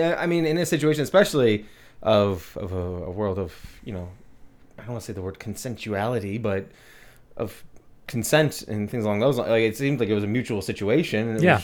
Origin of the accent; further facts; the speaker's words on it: England, United Kingdom; I that's not me just being like English. I love tea.